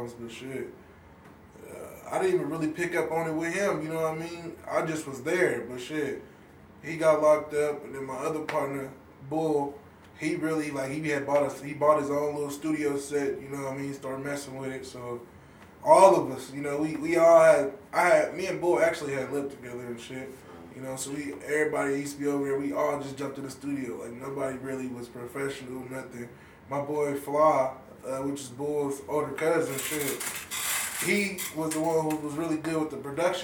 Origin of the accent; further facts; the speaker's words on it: Wichita, Kansas, United States; I've been here my whole life, basically, you know what I mean, since I was a little kid